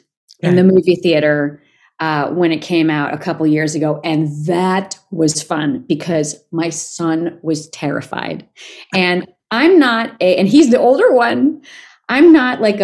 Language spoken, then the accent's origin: English; New York, United States; moved away as an adult; also born or lived in Los Angeles; I'm a New Yorker. I'm never moving to LA.